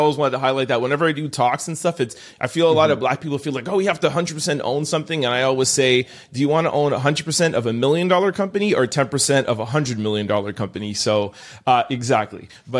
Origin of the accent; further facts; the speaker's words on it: Jamaica; And it literally, as a Jamaican, it made us feel proud and it made us feel like there's somebody representing us.